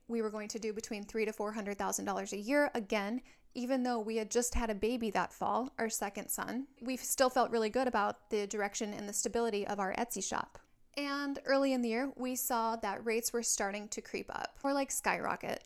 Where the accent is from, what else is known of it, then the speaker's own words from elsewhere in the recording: Minnesota, United States; now in San Diego, United States; My husband is from Hawaii and I am from Minnesota, but the military has landed us here